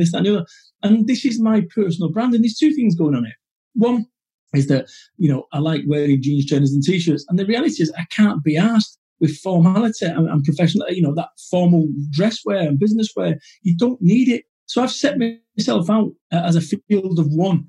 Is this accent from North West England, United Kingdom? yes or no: yes; Manchester, North West England, United Kingdom; I'm from Manchester